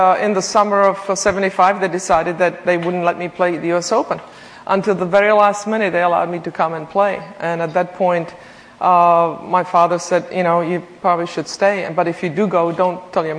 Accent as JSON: {"language": "English", "country": "Czechia", "tie": "born or raised there", "moved": "as an adult", "lives_now": "United States", "said": "I grew up in Czechoslovakia, then Czechoslovakia, now the Czech Republic"}